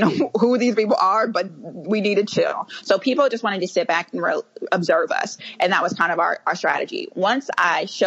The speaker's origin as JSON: {"language": "English", "town": "Kansas City", "country": "United States", "tie": "born or raised there", "moved": "yes", "said": "I was born and raised Kansas City"}